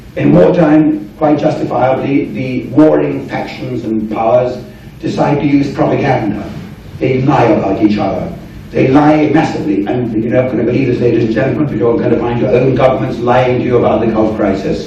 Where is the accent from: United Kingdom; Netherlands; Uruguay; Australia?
United Kingdom; England; as an Englishman here